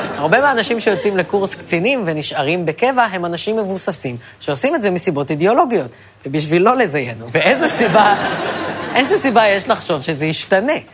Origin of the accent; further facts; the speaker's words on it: Ra'anana, Central District, Israel; אני נגיד מרעננה